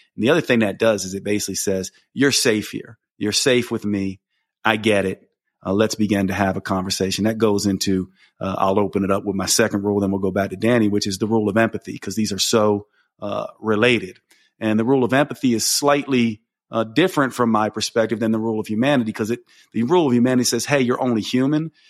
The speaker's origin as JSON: {"language": "English", "town": "Asheville", "region": "North Carolina", "country": "United States", "tie": "born or raised there", "said": "my hometown of Asheville"}